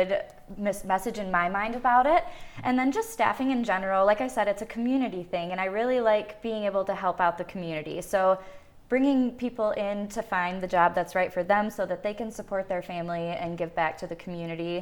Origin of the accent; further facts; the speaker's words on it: Hanover, Michigan, United States; moved away as an adult; also born or lived in Australia; I grew up in the Hanover area, so it's nice to be close to home.